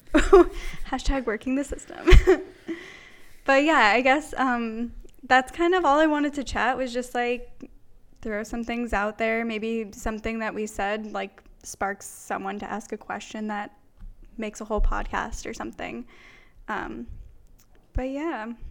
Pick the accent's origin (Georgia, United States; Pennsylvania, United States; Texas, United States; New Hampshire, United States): Pennsylvania, United States; I grew up in Pennsylvania.